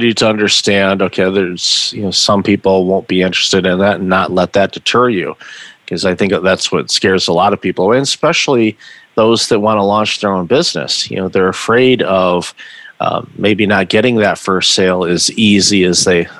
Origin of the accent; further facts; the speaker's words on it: Midwest, United States; growing up in the Midwest myself